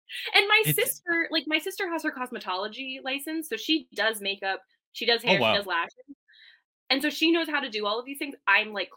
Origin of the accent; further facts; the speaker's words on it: Rhode Island, United States; now in New Hampshire, United States; I grew up in Rhode Island, where we're like the ocean state because we have oceans. So when I moved here